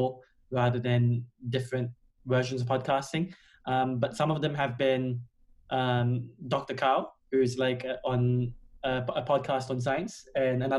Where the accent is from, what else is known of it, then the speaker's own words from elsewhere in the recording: Australia; moved away as an adult; now in London, United Kingdom; originally I'm from Australia, but I've been here for